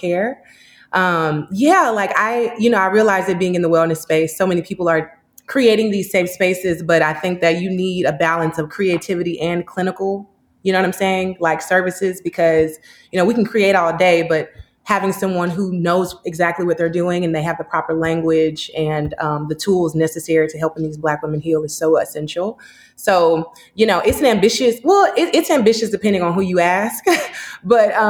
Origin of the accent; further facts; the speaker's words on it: Dallas, Texas, United States; also born or lived in Houston, Texas / Chicago, Illinois; now in North Hollywood, Los Angeles, United States; I'm from Dallas